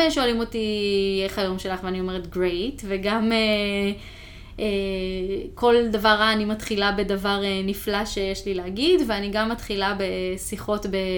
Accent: Israel; moved away as an adult; now in United States; מה שגדלתי איתו mm-hmm. בארץ

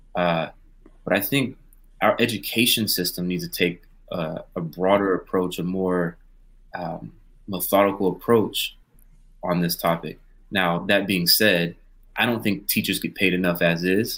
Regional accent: Pensacola, Florida, United States; I grew up in in in Pensacola, Florida, which is a more conservative area

